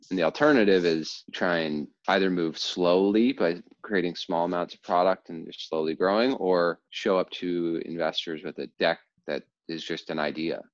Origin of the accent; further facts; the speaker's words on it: New Jersey, United States; also born or lived in Baltimore, Maryland; I was born in Baltimore, then as a very young child moved to New Jersey and grew up most of my uh, childhood in, in New Jersey